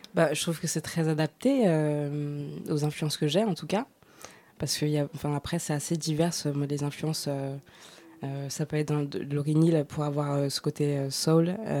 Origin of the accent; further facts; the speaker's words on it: Noisy-le-Grand, Île-de-France, France; là où j'ai grandi, à Noisy-le-Grand